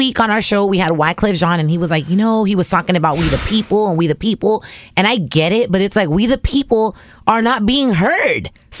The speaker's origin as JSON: {"language": "English", "country": "United States", "tie": "born or raised there", "said": "I was born here. I'm an American citizen"}